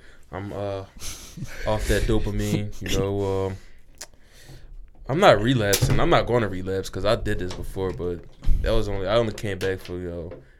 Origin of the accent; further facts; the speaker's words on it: United States; I'm from America.